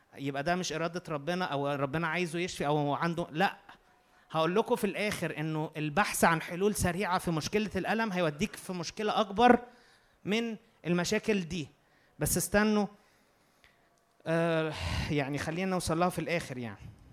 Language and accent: Arabic; Egypt; احنا مصريين